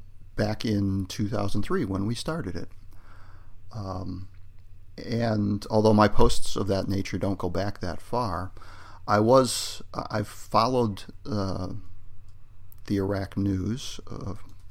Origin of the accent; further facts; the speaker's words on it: United States; I'm an American